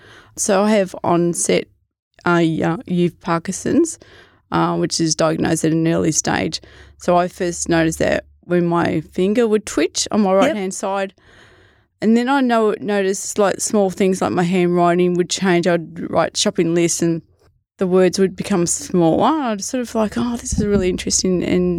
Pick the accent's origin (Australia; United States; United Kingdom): Australia; Morwell, Victoria; where I grew up in Morwell. I'd hike Yarra Valley, Tarra Valley, Wall.